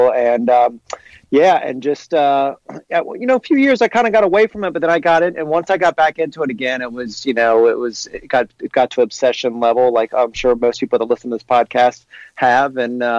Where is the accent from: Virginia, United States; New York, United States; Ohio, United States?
Ohio, United States; Cincinnati; I grew up in Cincinnati, played baseball a little bit as a kid.